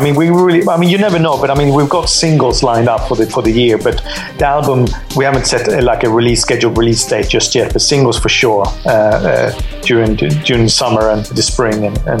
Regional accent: Gothenburg, Västra Götaland, Sweden; my hometown, Gothenburg

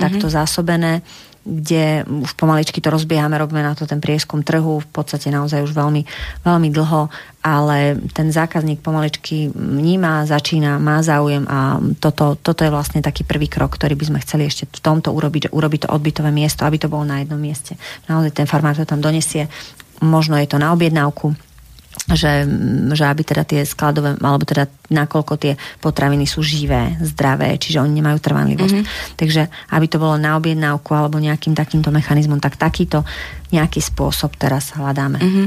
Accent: Slovakia; my sme Slováci, my sme kreatívny národ

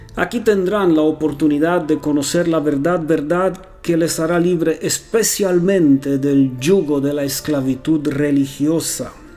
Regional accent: Romania; also born or lived in Costa Rica; now in Transylvania, Romania; soy rumano

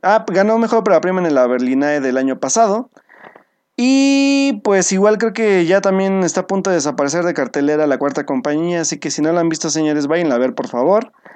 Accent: Mexico

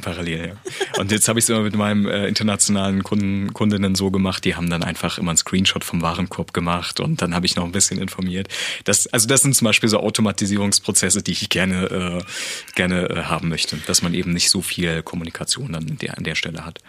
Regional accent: Dresden, Saxony, Germany; obwohl ich ja gebürtiger Dresdner bin

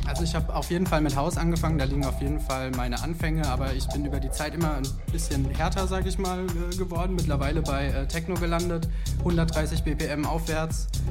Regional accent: near Darmstadt, Hesse, Germany; ich komme aus der Nähe von Darmstadt

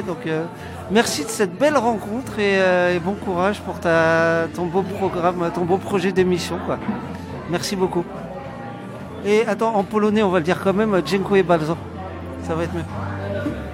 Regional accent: France; accent: French; now in Poland; j'ai mon accent français de merde

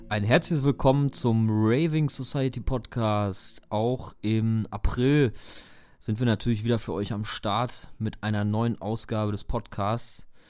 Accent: Dortmund, North Rhine-Westphalia, Germany; wir kommen ja selber aus Dortmund

